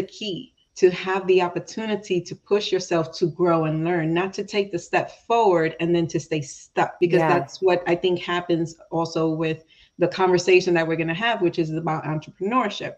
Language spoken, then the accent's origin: English; New York, United States; being from New York and I call myself New Yorican because my parents are from Puerto Rico. And even though I was born in New York